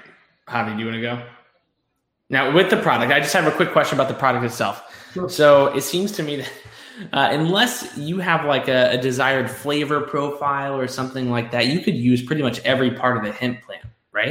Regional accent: Kentucky, United States; I'm from Kentucky

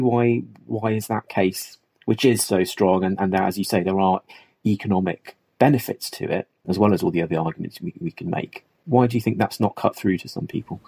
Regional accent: Nottingham, East Midlands, United Kingdom; As someone who was born and bred in Nottingham

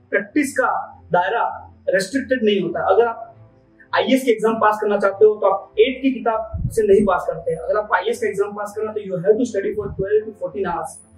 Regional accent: Banswara, Rajasthan, India; born there; मेरे great grand father Congress के एक लीडर थे बासवाड़ा में आ, उनके घर में मेरा पैदा हुआ हूँ नाइनटीन में

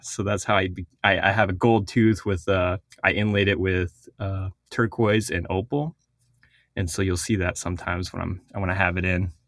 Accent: Four Corners, United States; first language Navajo; English is a second language; I'm from the Navajo Nation. um, in the Four Corners region of the United States.

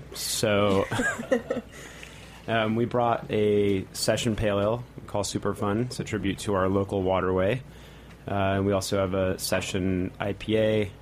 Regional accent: Portland, Oregon, United States; moved away as an adult; also born or lived in Seattle, Washington; now in New York City, United States; So I'm actually from Portland, Oregon, originally. And I've been out here for 7 years.

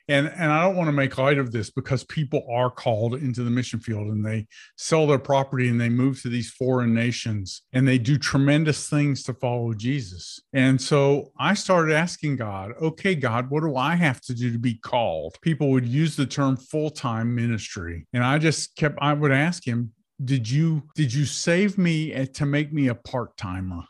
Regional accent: United States; I was born in America

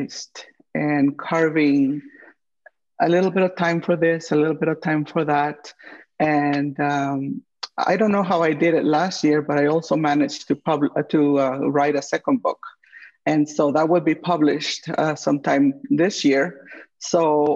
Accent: Guatemala; also born or lived in St. Louis / Kansas City; now in Twin Cities, United States; my home country, Guatemala

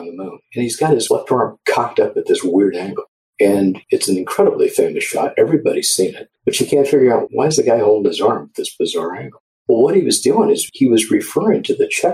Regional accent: Orange County, Southern California, United States; I grew up in Orange County, Southern California

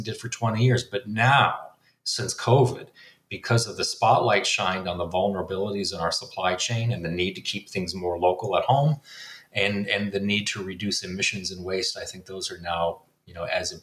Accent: Minnesota, United States; moved away as an adult; now in Washington, D.C., United States; growing up, I grew up in Minnesota

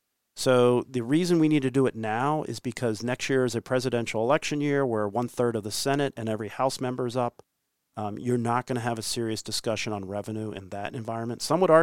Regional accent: California, United States; I'm from California, I've been to Missouri, all over the place

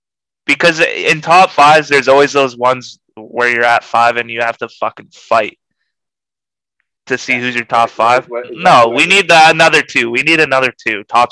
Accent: Canada; We're fucking Canadian.

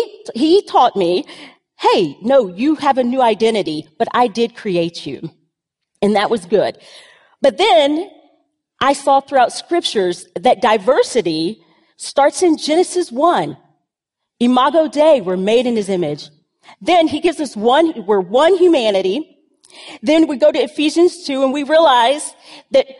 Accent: the South, United States; I grew up in the South

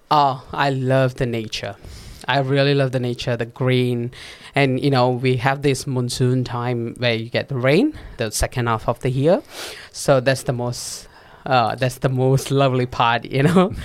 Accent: Perak, Malaysia; first language Tamil; English is a second language; moved away as an adult; now in Gold Coast, Australia; I grew up in Malaysia

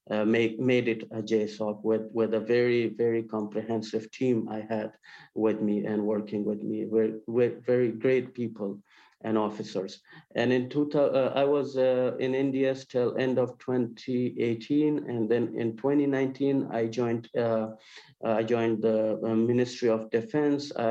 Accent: Kabul, Afghanistan; also born or lived in Helmand, Afghanistan; So I I was uh, born in uh, uh Helmand, uh, mm-hmm. south of Afghanistan, um, and then I was raised in Kabul. I did my school and studies mostly in Kabul

